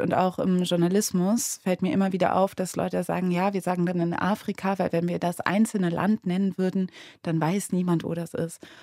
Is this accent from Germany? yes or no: yes; Cologne, North Rhine-Westphalia, Germany; Ich meine, ich bin ja in Köln aufgewachsen